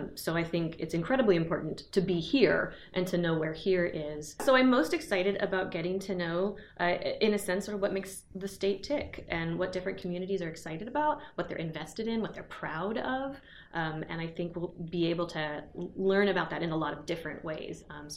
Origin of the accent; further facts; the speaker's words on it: Oklahoma, United States; now in Michigan, United States; In the case of me, I'm from the Choctaw Nation of Oklahoma, so I'm from Oklahoma, and I am therefore a guest here.